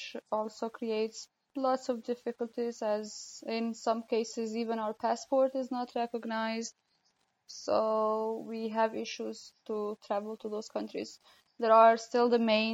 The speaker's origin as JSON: {"language": "English", "country": "Kosovo", "moved": "yes", "lives_now": "South Sudan", "said": "I'm from Kosovo"}